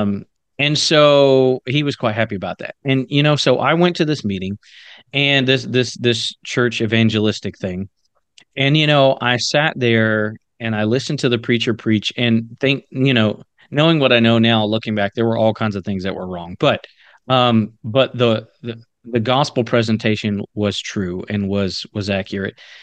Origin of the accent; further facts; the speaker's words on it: the South, United States; I grew up in the South